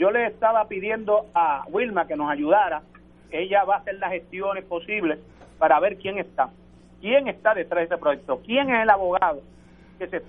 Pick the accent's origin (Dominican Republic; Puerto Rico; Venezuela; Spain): Puerto Rico; porque nosotros somos puertorriqueños.